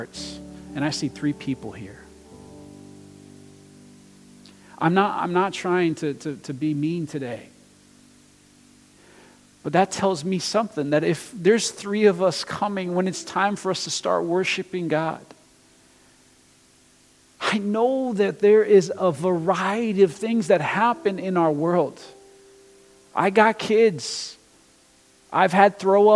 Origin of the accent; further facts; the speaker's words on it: Brazil; moved away; I'm international too, okay? I'm from Brazil